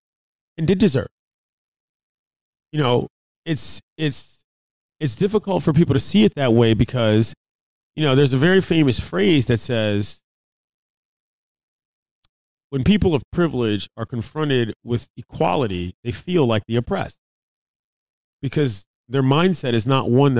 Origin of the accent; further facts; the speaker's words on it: United States; as the American people